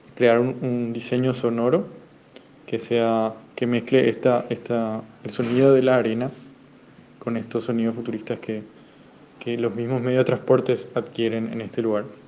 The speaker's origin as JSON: {"language": "Spanish", "town": "Asunción", "country": "Paraguay", "said": "Estoy en Asunción ahora mismo, Asunción, Paraguay, de donde soy"}